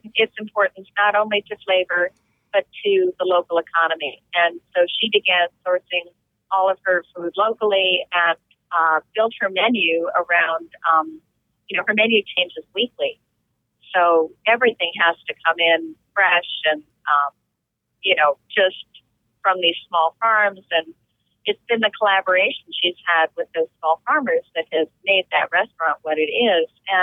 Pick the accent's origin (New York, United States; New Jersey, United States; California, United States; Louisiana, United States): New Jersey, United States; I grew up in New Jersey, which at one point really was the Garden State.